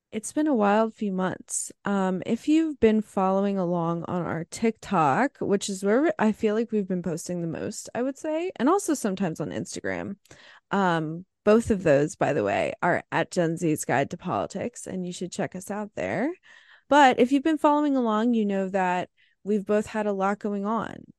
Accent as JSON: {"language": "English", "region": "New Jersey", "country": "United States", "said": "I'm from New Jersey, so that's where I am"}